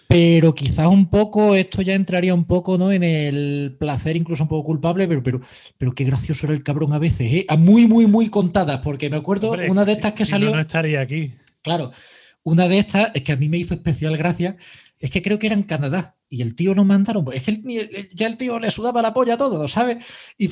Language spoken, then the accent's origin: Spanish; Spain; esto es muy relativo, es que es que vengo de España, joder, ¿sabes?